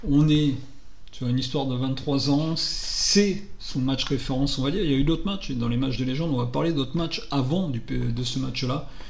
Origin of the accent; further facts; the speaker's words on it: Paris, Île-de-France, France; En tant que Parisien, on est, on est sur notre nuage.